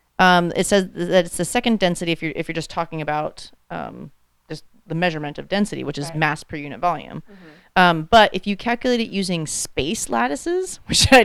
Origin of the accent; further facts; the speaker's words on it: Florida, United States; now in Pacific Northwest, United States; I'm from Florida